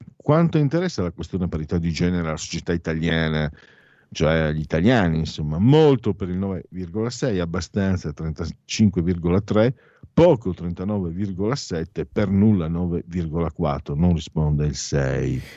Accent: Italy; sono di origini veneto-friulane, anzi sono veneto-friulano

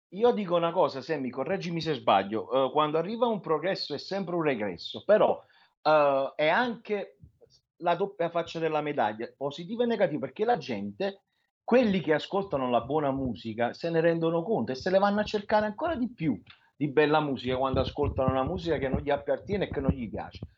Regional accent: Naples, Campania, Italy; io sono di Napoli, sono napoletano

